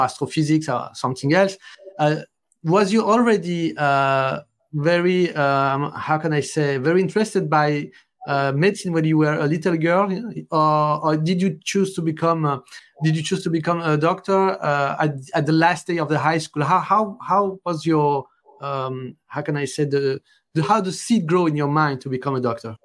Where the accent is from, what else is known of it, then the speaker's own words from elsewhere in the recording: France; accent: French; English is a second language; my French accent.